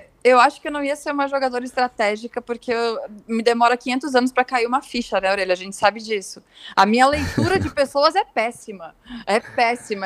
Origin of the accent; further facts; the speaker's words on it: Rio Grande do Sul, Brazil; eu sou do Rio Grande do Sul